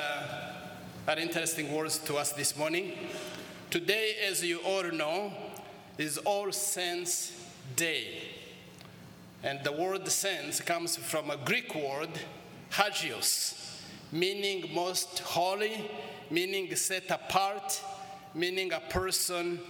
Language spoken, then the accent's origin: English; Rwanda; moved away as an adult; also born or lived in United States; We come from Rwanda and Shira Diocese